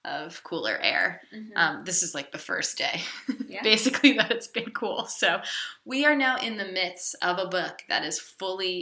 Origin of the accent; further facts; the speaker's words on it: United States; I'm American